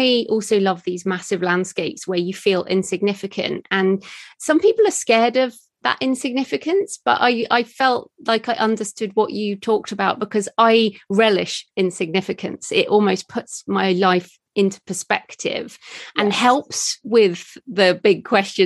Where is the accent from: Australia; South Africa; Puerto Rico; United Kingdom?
United Kingdom; England; I'm an English city girl